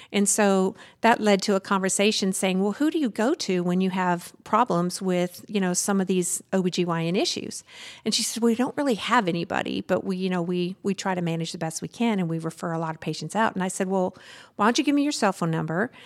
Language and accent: English; Southern Arkansas, United States; moved away; I grew up in Su-, Southern Arkansas on a very, like, twenty miles from the Louisiana